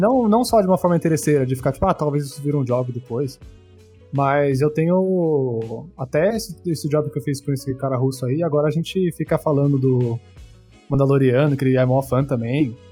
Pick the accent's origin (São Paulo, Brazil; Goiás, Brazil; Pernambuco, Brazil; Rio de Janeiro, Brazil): São Paulo, Brazil; Bauru; now in São Paulo, Brazil; eu sou de Bauru. Eu era de Bauru, eu morava no interior. E hoje eu moro em São Paulo.